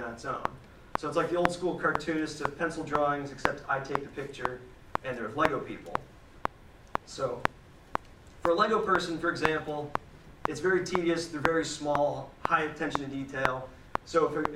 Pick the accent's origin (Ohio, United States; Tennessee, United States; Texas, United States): Ohio, United States; Parkman; Born and raised in Parkman, Ohio, so I really haven't, you know, traveled that far